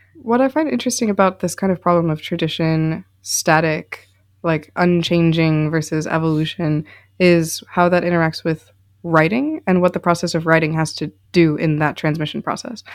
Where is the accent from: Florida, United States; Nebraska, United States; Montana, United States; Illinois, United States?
Illinois, United States; Chicago; I'm from Chicago, Illinois